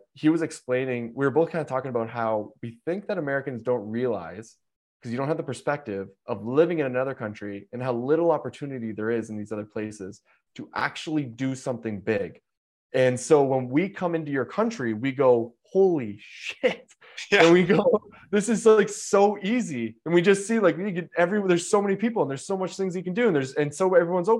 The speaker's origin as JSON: {"language": "English", "country": "Canada", "also_born_or_lived": "Chicago", "said": "I'm Canadian"}